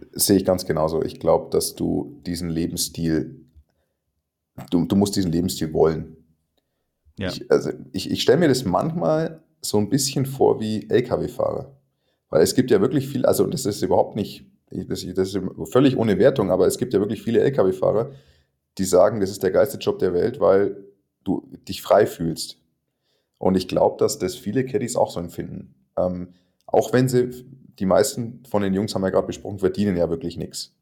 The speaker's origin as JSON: {"language": "German", "country": "Germany", "said": "keinen einzigen anderen Deutschen"}